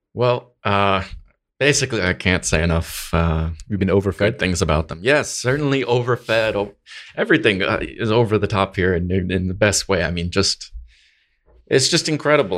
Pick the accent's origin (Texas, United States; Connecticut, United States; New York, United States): Connecticut, United States; I'm from Northeast, from New England, um, in the US, Connecticut